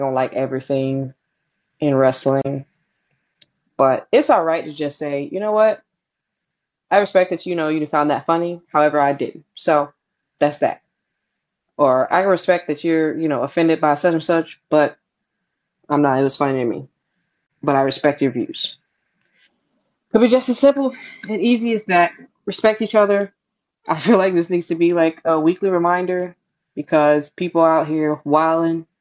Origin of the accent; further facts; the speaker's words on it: St. Louis, Missouri, United States; I was born in Missouri. I was born in St. Louis. My family was born in St. Louis.